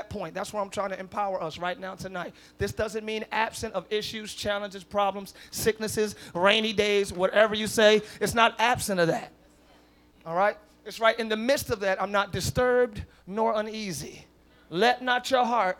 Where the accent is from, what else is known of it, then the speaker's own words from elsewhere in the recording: Camden, New Jersey, United States; I'm from Camden